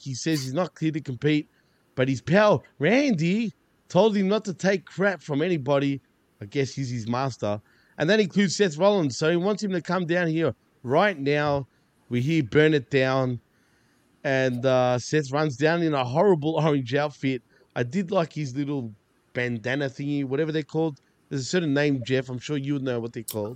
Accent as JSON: {"language": "English", "country": "Australia", "said": "I'm Australian, not Centralian, Australian"}